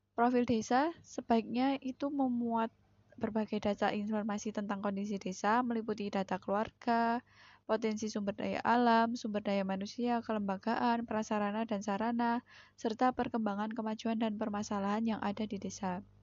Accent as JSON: {"language": "Indonesian", "town": "Sidoluhur", "country": "Indonesia", "said": "desa saya sendiri yaitu Sidoluhur"}